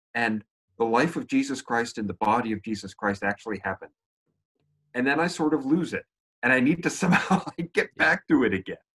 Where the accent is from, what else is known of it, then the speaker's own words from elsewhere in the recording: United States; moved away; also born or lived in Canada / Great Britain; I'm born American, lived in Canada for ten years, spent many years in Great Britain